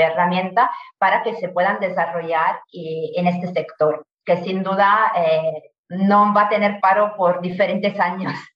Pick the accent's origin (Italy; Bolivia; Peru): Italy; Spanish is a second language; moved away as an adult; also born or lived in Alicante, Spain; now in Spain; yo soy italiana, llegué ya a España, a Alicante en concreto, hace más de 10 años, eh, por el Erasmus